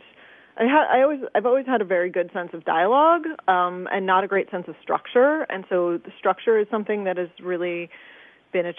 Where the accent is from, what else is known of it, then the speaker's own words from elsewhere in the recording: suburbs north of the Bronx, New York, United States; moved away as an adult; also born or lived in Manhattan, New York; now in Chicago, United States; I was born in Manhattan and then I was raised mostly in the burbs about 11 miles north of the Bronx